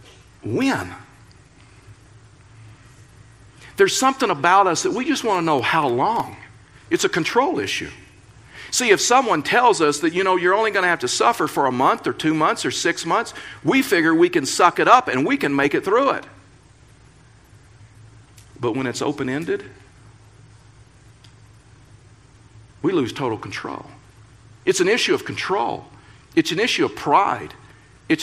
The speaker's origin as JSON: {"language": "English", "region": "Texas", "country": "United States", "tie": "born or raised there", "moved": "yes", "lives_now": "Colorado, United States", "said": "I was raised in Texas."}